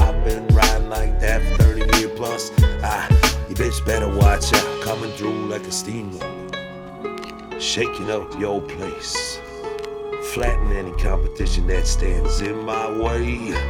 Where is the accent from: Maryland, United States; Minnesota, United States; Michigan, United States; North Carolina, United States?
Minnesota, United States; from Minnesota.